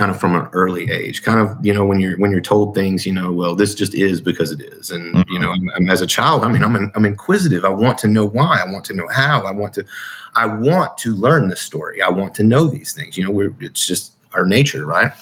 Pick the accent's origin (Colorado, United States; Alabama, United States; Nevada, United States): Alabama, United States; Huntsville; I was born in 1980 in Huntsville, Alabama